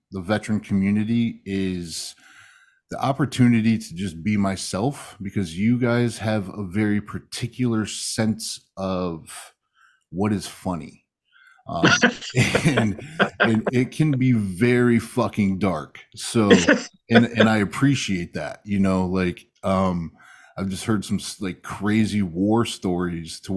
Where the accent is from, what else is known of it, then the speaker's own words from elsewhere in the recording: Michigan, United States; I'm from Michigan